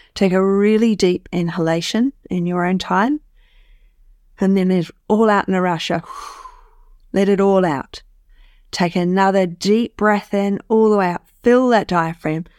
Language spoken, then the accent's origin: English; New Zealand; being a New Zealander